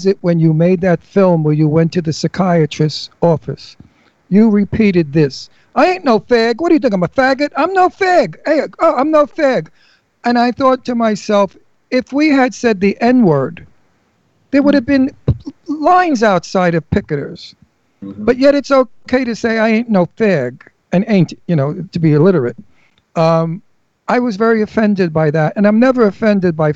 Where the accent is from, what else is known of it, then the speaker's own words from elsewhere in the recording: New York City, New York, United States; I'm from Brooklyn.